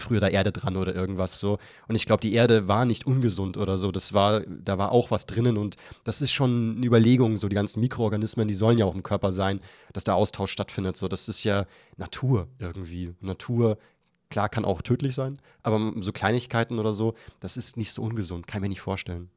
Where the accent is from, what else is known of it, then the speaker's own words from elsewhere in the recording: Bavaria, Germany; ich als Bayer